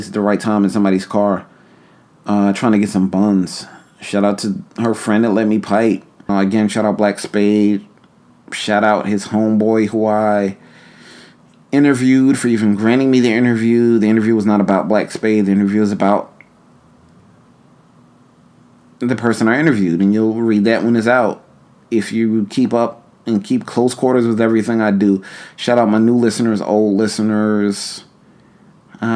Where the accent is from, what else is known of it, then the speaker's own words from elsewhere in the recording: New York, United States; moved away as an adult; also born or lived in Philadelphia; I'm from New York and I lived in Philly